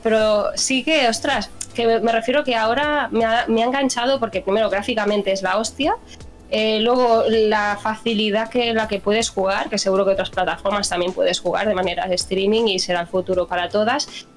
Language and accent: Spanish; Barcelona, Catalonia, Spain; soy de Barcelona